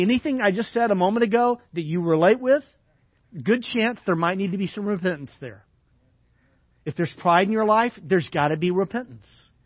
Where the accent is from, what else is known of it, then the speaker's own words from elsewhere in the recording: the South, United States; moved away; I grew up in the South